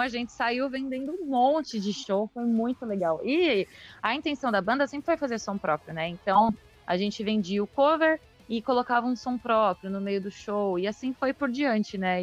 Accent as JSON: {"language": "Portuguese", "region": "São Paulo", "country": "Brazil", "tie": "born or raised there", "also_born_or_lived": "São Bernardo do Campo", "lives_now": "Praia Grande, Brazil", "said": "eu nasci em São Paulo"}